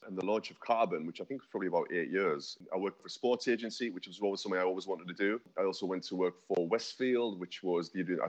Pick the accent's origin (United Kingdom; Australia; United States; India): United Kingdom; North East England; now in London, United Kingdom; Like I say, I moved down from the Northeast. I've been down here for sort of 10 years now. It's the most incredible city.